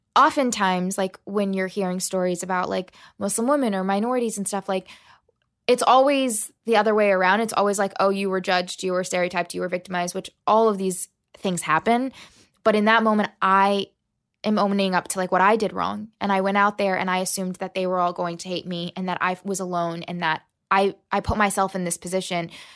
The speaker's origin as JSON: {"language": "English", "town": "La Plata", "region": "Maryland", "country": "United States", "tie": "born or raised there", "also_born_or_lived": "Huntington, West Virginia / Birmingham, Alabama / Selma, Alabama", "said": "I was born in West Virginia, then I lived in Birmingham and Selma, Alabama, and then I grew up in Southern Maryland"}